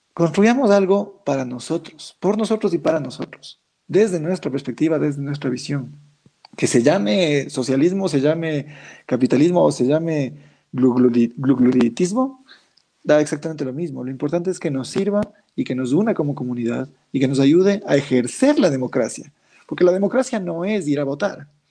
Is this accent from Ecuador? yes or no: yes; Ecuador; Ecuador, mi país, mi tierra